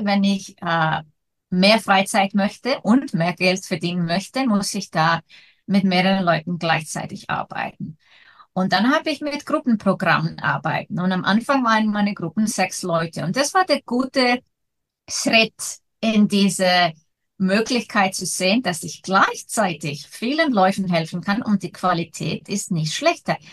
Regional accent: Iceland; ich komme aus Island

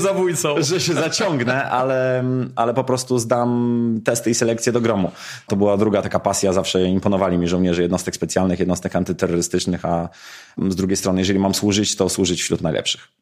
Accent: Mińsk Mazowiecki, Masovian Voivodeship, Poland; wychowałem się w miejscu, które zawsze było związane z lotnictwem, czyli w Mińsku Mazowieckim

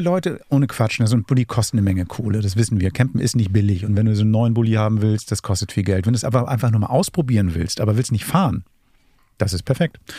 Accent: Hamburg, Germany; ich bin Hamburger

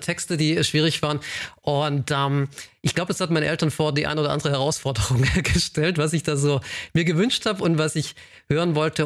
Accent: a small village near Tübingen, Baden-Württemberg, Germany; auf einem äh, kleinen Dorf aufgewachsen in der Nähe von Tübingen

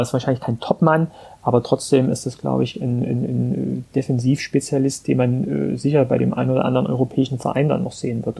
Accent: Vogtland, Saxony, Germany; also born or lived in Frankfurt; now in Hamburg, Germany; geboren und aufgewachsen im Vogtland

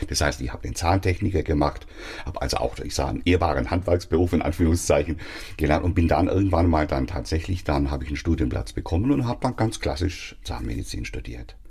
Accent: Swabia, Germany; ich bin Schwabe

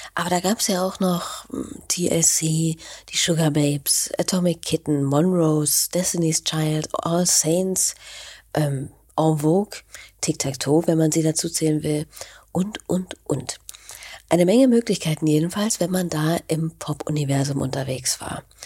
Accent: Berlin, Germany; Als Berlinerin

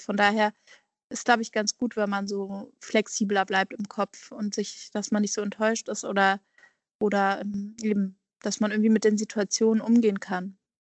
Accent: Hamburg, Germany; moved away as an adult; also born or lived in Basel / Berlin; Ich komme ja ursprünglich aus Hamburg, also Hamburg fehlt mir eigentlich immer

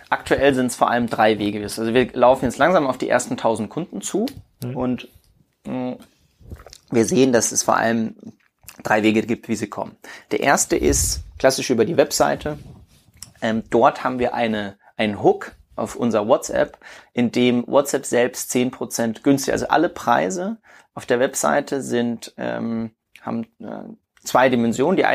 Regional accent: Würzburg, Bavaria, Germany; also ich denke dabei immer an meine Heimatstadt {S0} Würzburg

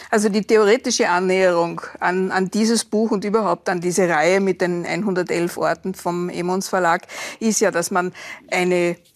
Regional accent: Klagenfurt, Carinthia, Austria; weil ich bin ja in Klagenfurt geboren und, und aufgewachsen.

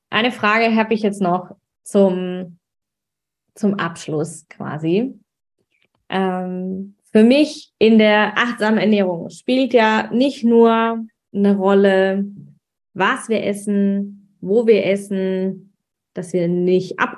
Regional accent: Swabia, Germany; weil ich bin ja Schwäbin und die, Schwäb die Schwaben haben es ja nicht mit dem Wein.

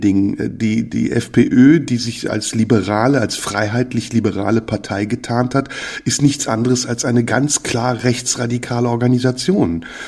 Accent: Germany; also born or lived in Turkey; bei uns in Deutschland

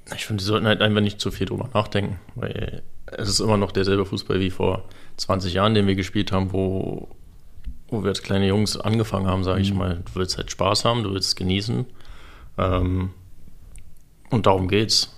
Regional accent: Berlin, Germany; moved away as an adult; also born or lived in Moscow, Russia; now in Freiburg, Germany; Ich bin auf jeden Fall ein Großstadttyp, keine Frage, ich bin Berliner.

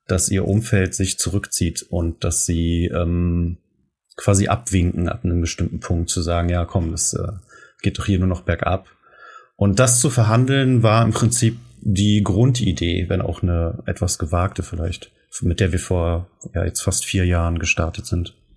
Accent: Germany; wir das als Deutsche oder aus Menschen aus Deutschland

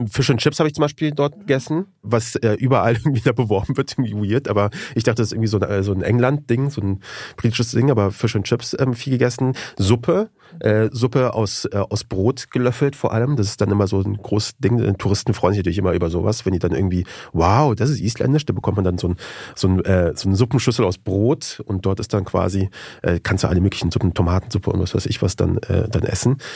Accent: Afghanistan; now in Germany; wie kommt man auf sowas als Afghane?

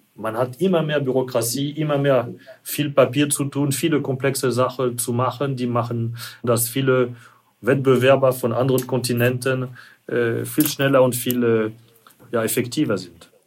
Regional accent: France; German is a second language; now in Germany; ich als Franzose

